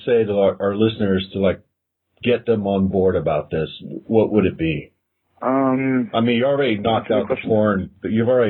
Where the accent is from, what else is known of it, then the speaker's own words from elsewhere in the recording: San Diego, California, United States; moved away; I'm from San Diego.